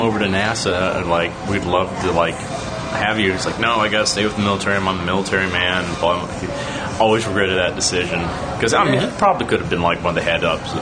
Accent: Huntsville, Alabama, United States; now in Astoria, Queens, New York, United States; I was born in Huntsville, Alabama

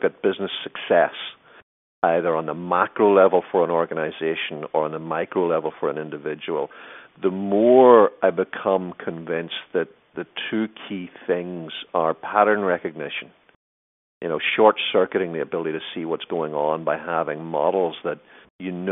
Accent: Ireland; moved away; I was living in Ireland at the time, being Irish

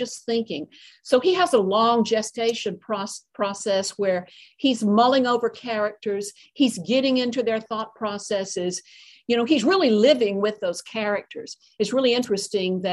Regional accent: Atlanta, Georgia, United States; also born or lived in Shepherdstown, West Virginia / Statesboro, Georgia; now in West Virginia, United States; I consider myself an Appalachian, but I grew up in Atlanta

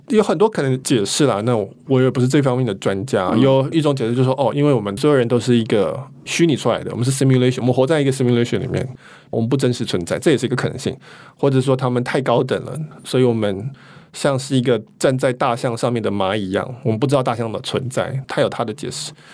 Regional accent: Taiwan; 我们台湾人

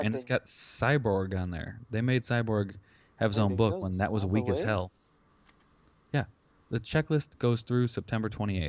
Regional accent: Lombard, Illinois, United States; born or raised there

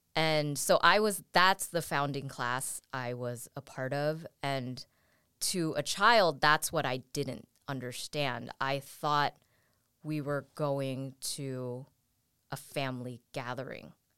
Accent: San Francisco, California, United States; I grew up, I was born and raised in San Francisco

